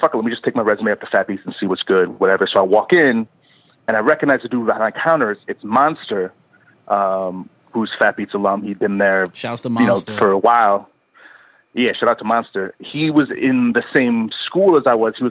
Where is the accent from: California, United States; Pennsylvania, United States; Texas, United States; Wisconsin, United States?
Wisconsin, United States; Madison; moved away as an adult; also born or lived in Milwaukee, Wisconsin; now in New York, United States; I grew up in Wisconsin, like you said, Madison, Wisconsin. I'm from there.